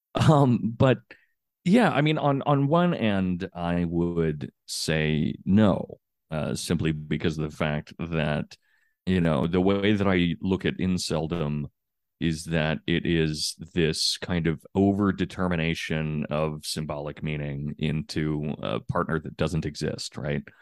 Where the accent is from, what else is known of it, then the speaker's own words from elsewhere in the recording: United States; as an American